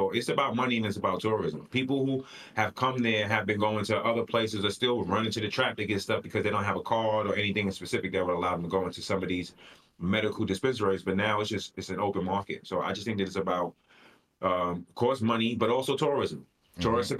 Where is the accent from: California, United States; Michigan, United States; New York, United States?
New York, United States; I can assure you I'm from New York